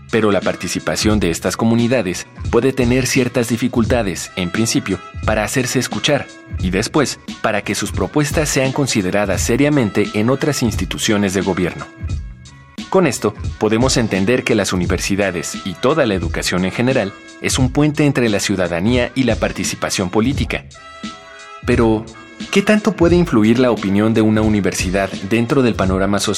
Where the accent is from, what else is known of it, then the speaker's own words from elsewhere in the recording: Bogotá, Colombia; Bueno, eh … Yo, bueno, soy de acá de Bogotá y estudio psicología.